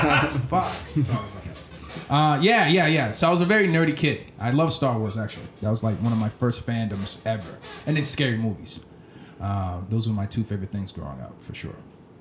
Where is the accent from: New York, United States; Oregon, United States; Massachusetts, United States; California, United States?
Massachusetts, United States; Boston; I grew up in, I lived all over the place, Mattapan, Dorchester, Hyde Park, you name it, yep.